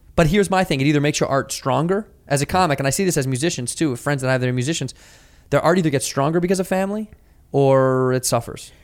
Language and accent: English; Chicago, Illinois, United States